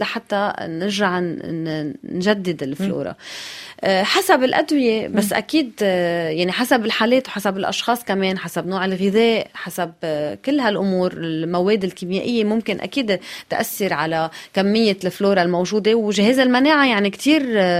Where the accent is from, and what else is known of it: Lebanon